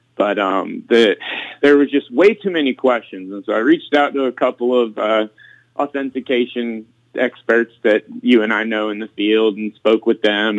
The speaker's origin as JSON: {"language": "English", "region": "South Florida", "country": "United States", "tie": "born or raised there", "said": "growing up in South Florida"}